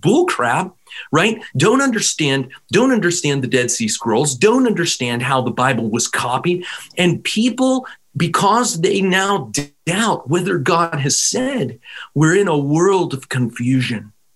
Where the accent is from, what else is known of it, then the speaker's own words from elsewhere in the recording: Pittsburgh, Pennsylvania, United States; I come from Pennsylvania. Pittsburgh is my home